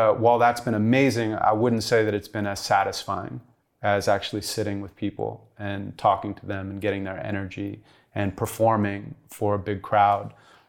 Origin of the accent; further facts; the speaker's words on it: Santa Monica, California, United States; I grew up in Santa Monica, California. My mom's a school teacher.